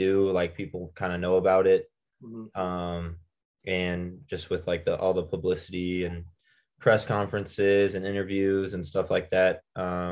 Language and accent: English; Lincoln, Nebraska, United States; growing up in Lincoln